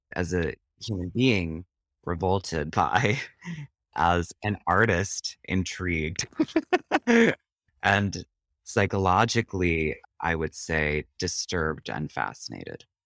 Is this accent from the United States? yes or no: yes; Prairie du Sac, Wisconsin, United States; moved away as an adult; also born or lived in Interlochen, Michigan; now in New York, United States; I grew up in Prairie du Sac, Wisconsin